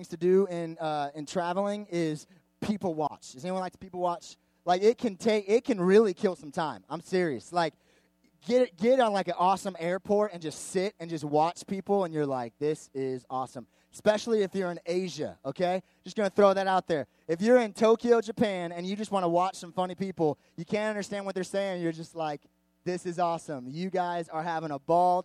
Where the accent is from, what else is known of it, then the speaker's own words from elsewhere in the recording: Canada; I'm Canadian